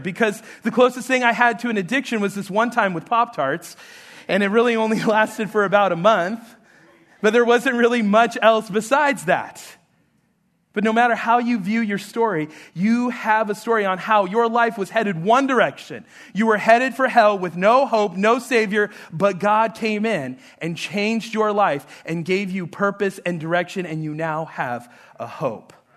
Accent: New Mexico, United States; moved away; I'm, I'm from New Mexico

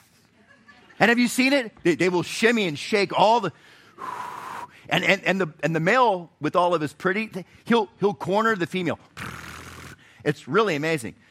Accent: Florida, United States; now in Chattanooga, United States; I, I grew up in Florida

